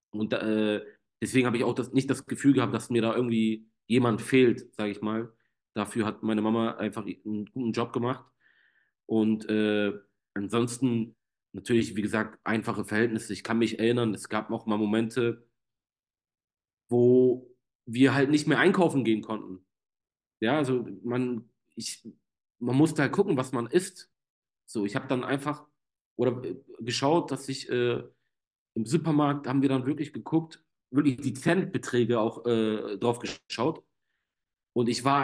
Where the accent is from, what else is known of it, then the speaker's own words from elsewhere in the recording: Germany; trotzdem bin ich in Deutschland aufgewachsen, ja, also komplett Armut haben wir hier nicht gehabt.